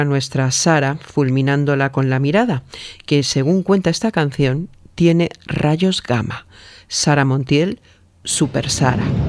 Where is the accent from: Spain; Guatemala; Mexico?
Mexico; Yo soy mujer mexicana